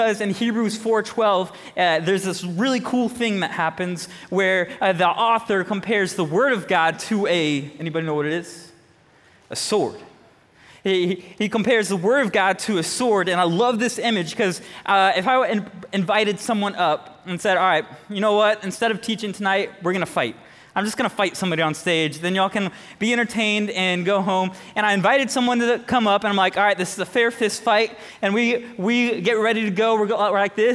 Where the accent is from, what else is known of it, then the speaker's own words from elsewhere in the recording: Jacksonville, Florida, United States; moved away; I'm originally from Jacksonville, Florida.